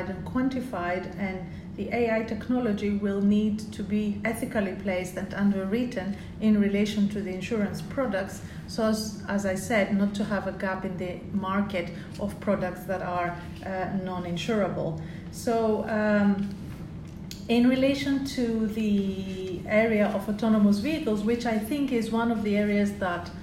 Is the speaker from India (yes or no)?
no; Greece; now in United Kingdom; I'm British, but I'm also originally Greek